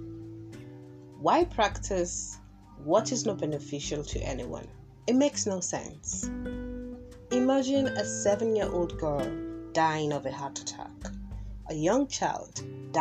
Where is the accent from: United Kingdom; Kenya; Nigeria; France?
Nigeria; Kogi; I am from Kogi State